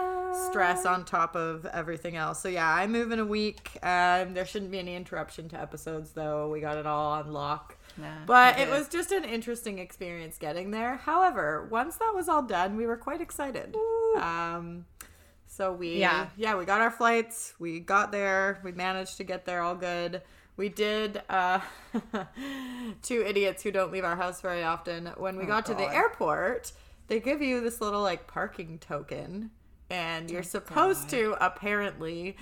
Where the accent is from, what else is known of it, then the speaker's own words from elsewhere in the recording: Canada; we're Canadian